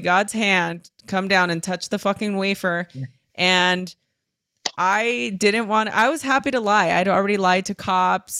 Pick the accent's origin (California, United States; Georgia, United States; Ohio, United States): California, United States; Los Angeles; I grew up in East LA. Uh, I was born and raised Los Angeles.